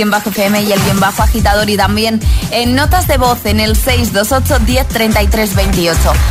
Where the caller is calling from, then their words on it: Toledo, Castilla-La Mancha, Spain; Buenos días, agitadores. … desde Toledo.